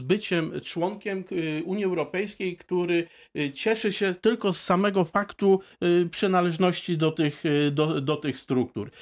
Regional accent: Poland; obywatelem Polski, najpierw z urodzenia

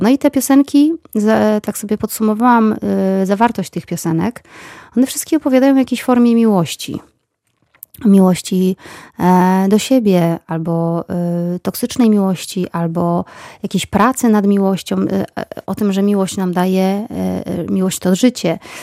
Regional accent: Bielawa, Lower Silesian Voivodeship, Poland; moved away as an adult; also born or lived in Wrocław; Wychowywałam się w mieście Bielawa, później pojechałam na studia do Wrocławia

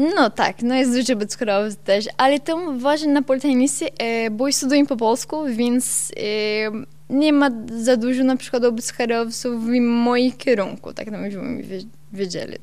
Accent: São Bento do Sul, Santa Catarina, Brazil; accent: Portuguese; Ukrainian; Polish is a second language; now in Poland; Ja pochodzę z południowej części Brazylii

